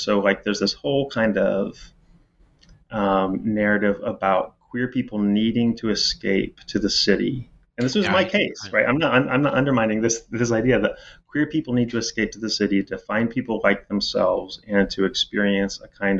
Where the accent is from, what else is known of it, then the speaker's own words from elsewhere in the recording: Indiana, United States; As I said, I'm from Indiana. And, you know, you sort of can never leave home. I mean, I'm never going back to Indiana. The Hoosier State, which is maybe more south than the geography would imply.